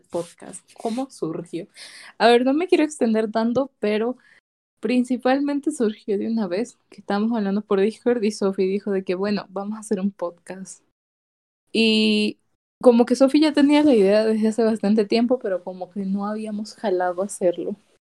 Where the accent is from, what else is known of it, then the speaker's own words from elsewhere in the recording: El Salvador; yo soy salvadoreña